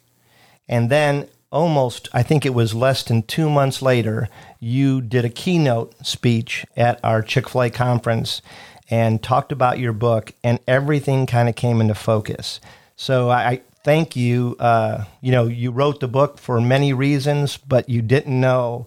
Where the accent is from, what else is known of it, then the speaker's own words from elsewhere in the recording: Cleveland, Ohio, United States; I'm from Cleveland